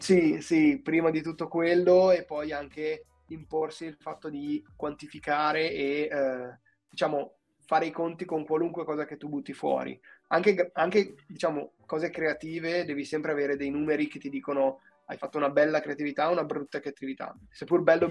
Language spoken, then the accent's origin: Italian; Bergamo, Lombardy, Italy; moved away as an adult; now in Milan, Italy; vengo da Bergamo, ma un po' di anni ormai che, che vivo a Milano